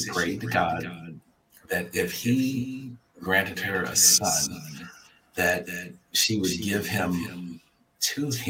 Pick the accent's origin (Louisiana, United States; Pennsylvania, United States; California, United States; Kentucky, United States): Kentucky, United States; Hopkinsville; because I'm from Hopkinsville, Kentucky, about an hour from Bowling Green, and um, went to school